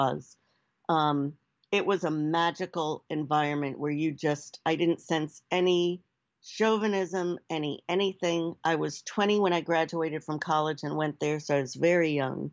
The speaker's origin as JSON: {"language": "English", "country": "United States", "tie": "born or raised there", "also_born_or_lived": "New Jersey / New York City", "said": "growing up in the Northeast, New Jersey and New York City."}